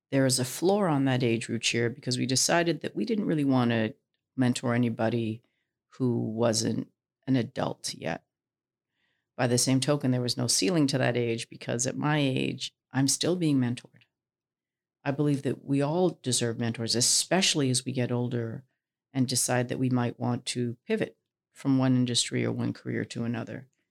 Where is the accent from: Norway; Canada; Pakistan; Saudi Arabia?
Canada; Vancouver, British Columbia; I was born in Vancouver